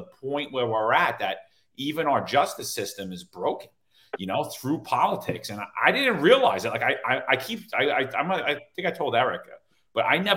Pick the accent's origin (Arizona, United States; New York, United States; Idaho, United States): New York, United States; New York City; Brooklyn where I'm from